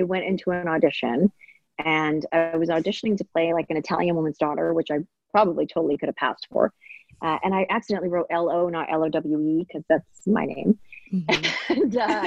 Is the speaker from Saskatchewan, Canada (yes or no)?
no; Maple Ridge, British Columbia, Canada; also born or lived in Hong Kong; I grew up in Maple Ridge and in Canada